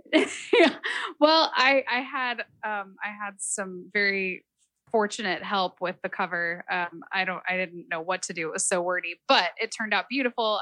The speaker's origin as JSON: {"language": "English", "town": "Salt Lake City", "region": "Utah", "country": "United States", "tie": "born or raised there", "also_born_or_lived": "San Francisco Bay Area, California", "moved": "yes", "lives_now": "Nashville, United States", "said": "I grew up mostly in Salt Lake City because my parents uh, had worked for the airlines and the San Francisco base closed"}